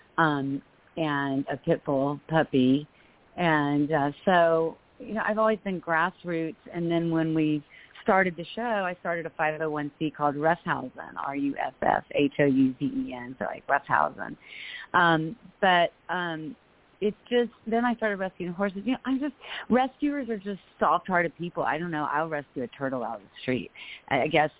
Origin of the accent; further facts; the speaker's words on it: Florida, United States; moved away; also born or lived in Los Angeles; Well, I'm from Florida. I grew up, on the beaches